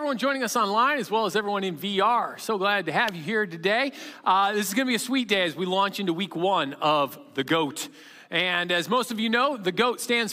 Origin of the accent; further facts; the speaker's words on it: Chicago, Illinois, United States; I'm from Chicagoland